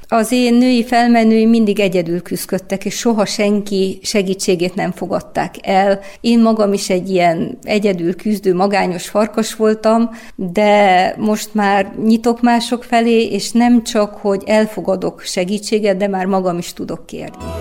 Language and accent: Hungarian; Timișoara, Timiș County, Romania; én egy koszmopolita városba születtem, Temesváron, ahol gyerekkoromban már startból három nyelven tanultam beszélni